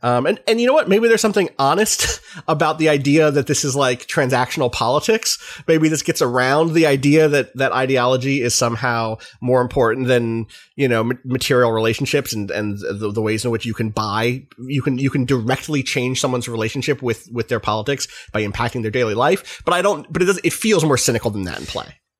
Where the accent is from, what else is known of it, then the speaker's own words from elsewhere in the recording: United States; as an American